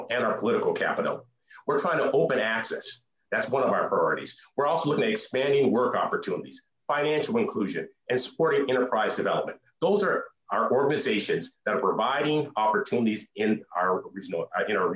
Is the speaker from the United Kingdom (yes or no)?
no; Duluth, Minnesota, United States; growing up in Duluth